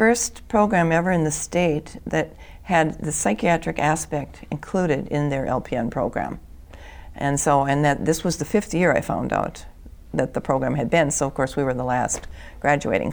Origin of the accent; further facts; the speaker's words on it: Bloomington, Minnesota, United States; I grew up in Bloomington, Minnesota